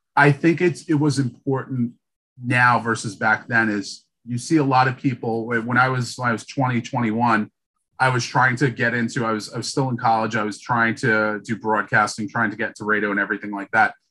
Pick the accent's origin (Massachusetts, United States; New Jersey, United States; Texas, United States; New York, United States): New York, United States; New York City; now in Boston, United States; I'm from Brooklyn